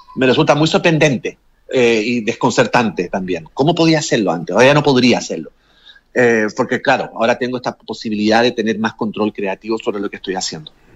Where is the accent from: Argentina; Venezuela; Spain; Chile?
Chile; moved away as an adult; also born or lived in Mexico / New York; yo me fui de Chile el año 95, o sea, yo llevo más años viviendo fuera de Chile que en Chile.